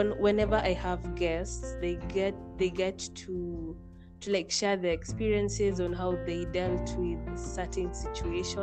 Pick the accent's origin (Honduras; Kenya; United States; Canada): Kenya; I'm from Kenya